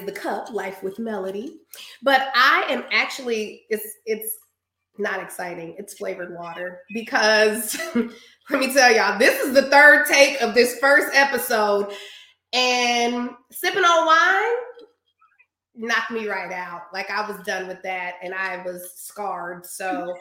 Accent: Des Moines, Iowa, United States; now in Dallas, United States; Born and raised in Des Moines, Iowa, currently residing in Dallas, Texas.

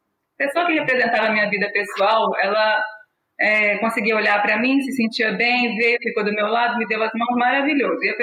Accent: Minas Gerais, Brazil; now in São Paulo, Brazil; E aí eu me formei na Universidade Federal de Juiz de Fora, eu sou mineira

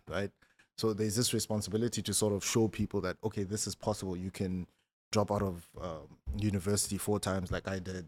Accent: Malamulele, Limpopo, South Africa; I'm from, um, a small town called Malamulele

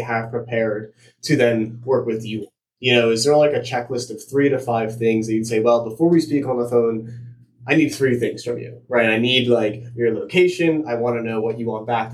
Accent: United States; moved away as an adult; also born or lived in Pennsylvania; now in California, United States; in my home state of New Jersey and Pennsylvania

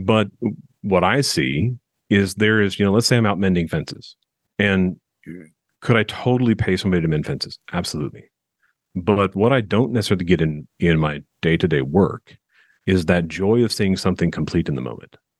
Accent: Southern California, United States; now in Nashville, United States; I'm originally from Southern California

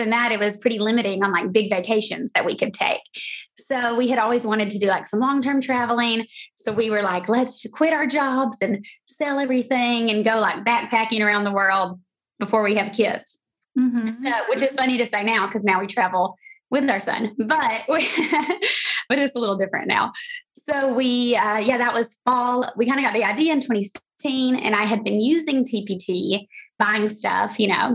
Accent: Georgia, United States; moved away as an adult; also born or lived in San Diego; I'm from Georgia originally, and then I moved to San Diego for grad school

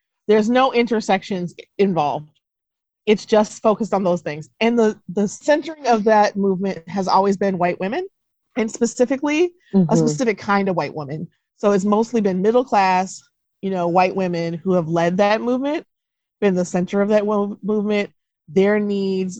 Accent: Duluth, Minnesota, United States; moved away; also born or lived in Wisconsin / Mississippi; that's where I grew up, in a very, very white area of Minnesota and Wisconsin

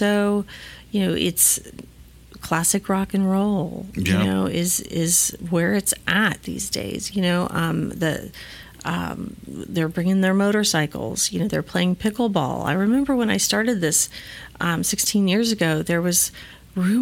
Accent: McAllen, Texas, United States; I'm from McAllen originally

